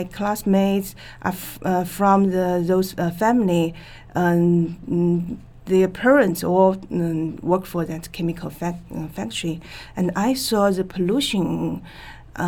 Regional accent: China; born or raised there; English is a second language

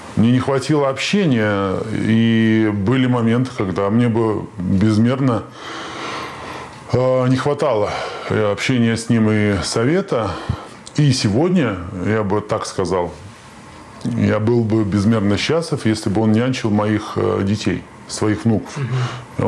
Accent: Saint Petersburg, Russia; Я петербуржец

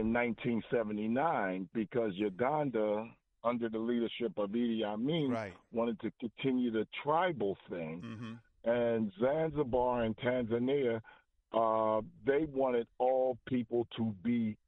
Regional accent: United States; I'm from the United States of America.

